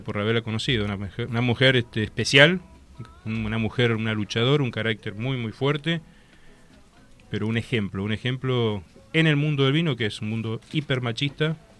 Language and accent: Spanish; Valle de Uco, Mendoza, Argentina; me crié en Valle de Duco. Nací en Valle de Duco, nací en Mendoza, pero me desarrollé en Valle Valle de Duco